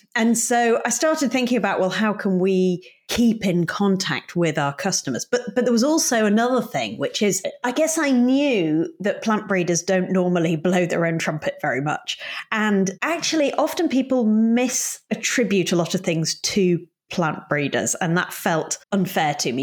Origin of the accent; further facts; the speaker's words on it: Yorkshire and the Humber, United Kingdom; moved away as an adult; I grew up in Yorkshire, which is in the north of England, in quite a rural community.